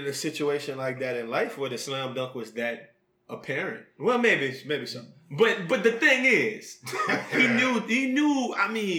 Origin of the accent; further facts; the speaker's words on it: Acadiana, Louisiana, United States; I'm from Louisiana. Arcadiana.